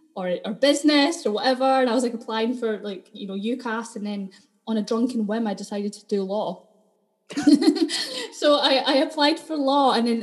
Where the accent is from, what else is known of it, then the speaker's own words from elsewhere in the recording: Dundee, Scotland, United Kingdom; accent: Dundonian; Yeah, well, I lived in Dundee, so I grew up completely in Dundee. I don't know if you can hear it in the accent, it's kind of going, but I'm still quite Dundonian.